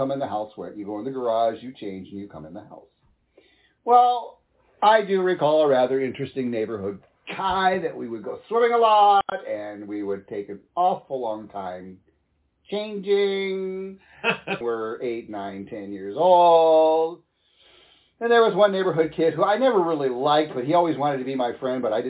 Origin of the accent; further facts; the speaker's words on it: Midwest, United States; Growing up in the Midwest